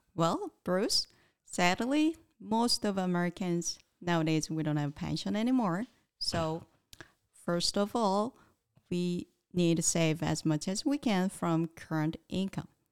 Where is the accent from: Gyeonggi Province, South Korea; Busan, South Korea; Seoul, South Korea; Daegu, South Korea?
Daegu, South Korea; moved away; I'm originally from Daegu City, South Korea.